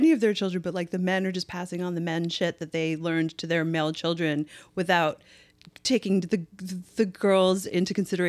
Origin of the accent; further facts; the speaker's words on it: Canada; I'm Canadian.